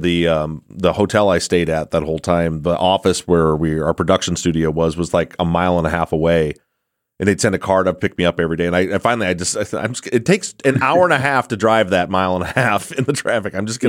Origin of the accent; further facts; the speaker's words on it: Michigan, United States; we're all Michiganders.